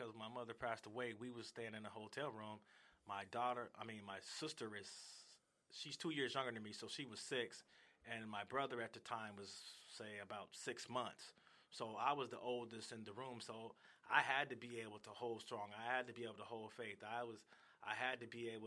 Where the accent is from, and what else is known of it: Seattle, Washington, United States; born or raised there; also born or lived in Gary, Indiana / Arizona